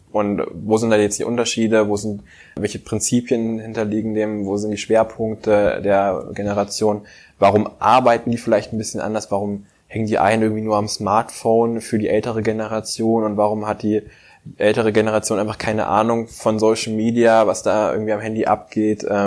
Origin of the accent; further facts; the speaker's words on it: Hesse, Germany; also born or lived in North Rhine-Westphalia; also geboren bin ich in Nordrhein-Westfalen. Da kann ich mich auch gar nicht mehr dran erinnern, außer an eins, zwei Sachen, glaube ich, so Erinnerungen. Ähm, dann sind wir ja, im Kindergartenalter dann umgezogen nach Hessen.